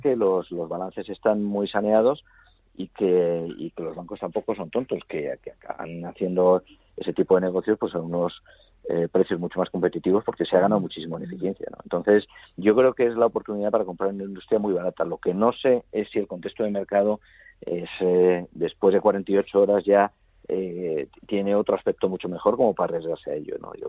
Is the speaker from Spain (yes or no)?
yes; Spain; yo soy español